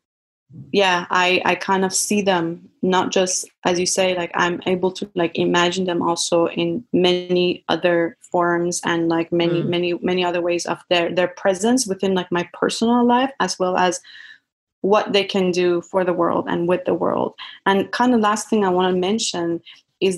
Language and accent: English; Iran; moved away as an adult; now in United States; I grew up in Iran with a lot of these jinn related stories